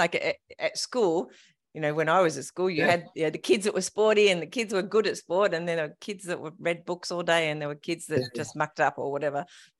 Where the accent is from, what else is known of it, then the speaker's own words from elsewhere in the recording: King Island, Tasmania, Australia; moved away; I grew up on King Island